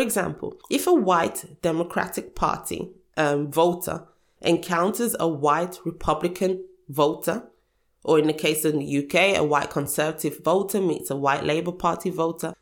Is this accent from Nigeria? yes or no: yes; Nigeria; now in United Kingdom; I was born in Nigeria.